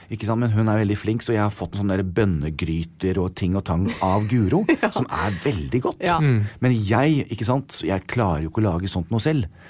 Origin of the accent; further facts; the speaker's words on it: United States; now in Norway; Jeg er veldig skolert til det. Jeg kommer fra USA.